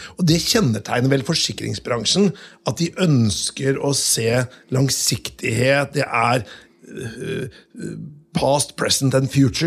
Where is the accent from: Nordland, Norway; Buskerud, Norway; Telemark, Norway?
Telemark, Norway; Notodden; jeg vokste jo opp på Notodden